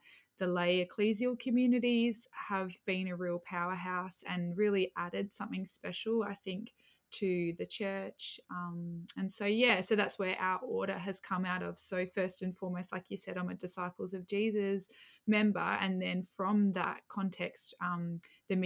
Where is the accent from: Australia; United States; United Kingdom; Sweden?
Australia; Adelaide, South Australia; I was born, yeah, I was raised in Adelaide